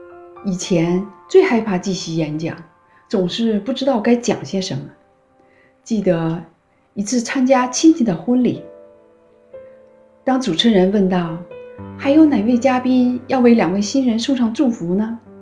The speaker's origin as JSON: {"language": "Chinese", "country": "China", "moved": "as an adult", "lives_now": "Toronto, Canada", "said": "一九九九年，我从中国移民到加拿大，现在在多伦多卫生局从事疾病的预防和控制工作。"}